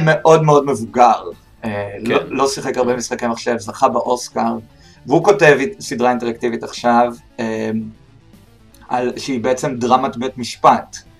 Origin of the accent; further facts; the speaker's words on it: Beersheba, Southern District, Israel; אני מבאר שבע, במקור